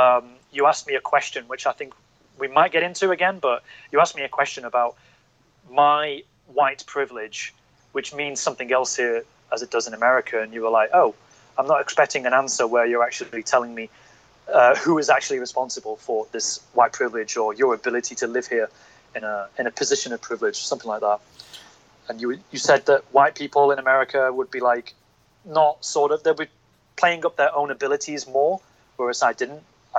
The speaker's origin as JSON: {"language": "English", "region": "North of England", "country": "United Kingdom", "tie": "born or raised there", "accent": "northern", "moved": "as an adult", "lives_now": "Hong Kong", "said": "I grew up in the North of England, and we are just really blunt."}